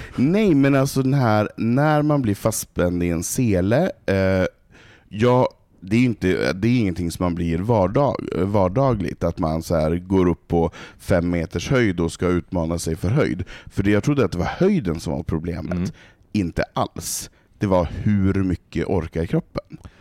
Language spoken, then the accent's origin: Swedish; Stockholm, Stockholm County, Sweden; jag har bott här i 23 år. Mm. Eh, jag är uppfostrad i, i PK, den här eh, hipster alla, alla är värda och älskas eh, Stockholm